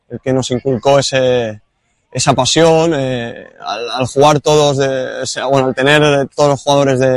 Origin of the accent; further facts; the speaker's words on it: Sabadell, Catalonia, Spain; born there; Bueno, yo soy nacido aquí en, Cataluña, en Sabadell